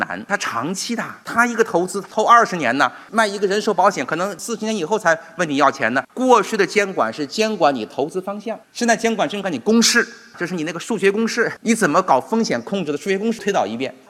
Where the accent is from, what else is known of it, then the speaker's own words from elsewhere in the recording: China; 我们中国人越要强调向全世界开放